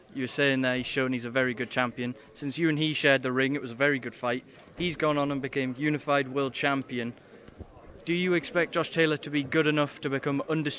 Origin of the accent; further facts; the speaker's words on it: Newcastle upon Tyne, North East England, United Kingdom; here in my hometown of Newcastle.